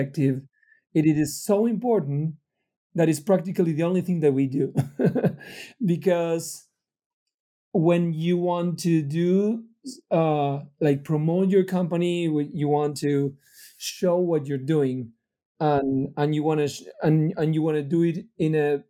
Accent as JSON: {"language": "English", "country": "Argentina", "moved": "as an adult", "lives_now": "United States", "said": "I'm from Argentina originally."}